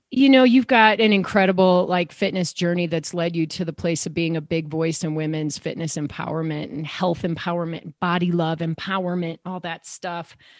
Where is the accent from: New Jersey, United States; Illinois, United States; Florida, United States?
Illinois, United States; Downers Grove; I grew up in Chicago too, suburbs